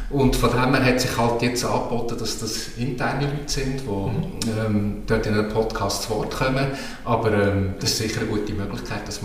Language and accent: German; Basel-Landschaft, Switzerland; Ich komme aus Oberbaselbiet und, und bringe natürlich das mit.